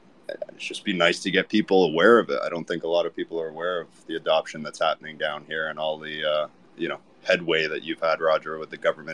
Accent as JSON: {"language": "English", "country": "Canada", "tie": "born or raised there", "moved": "yes", "lives_now": "Saint Kitts and Nevis", "said": "I grew up in Canada"}